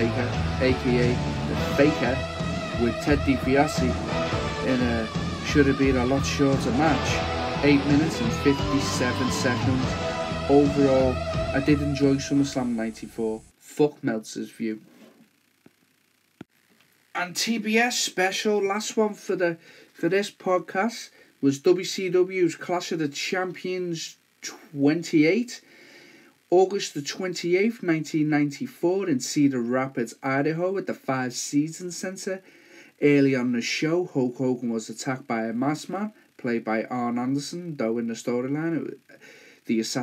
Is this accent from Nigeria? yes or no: no; Liverpool, North West England, United Kingdom; accent: Scouse; my rich Scouse accent